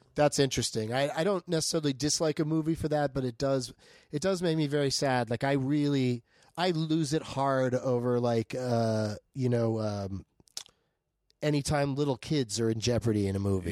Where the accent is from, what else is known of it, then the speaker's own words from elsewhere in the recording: San Diego, California, United States; I grew up in San Diego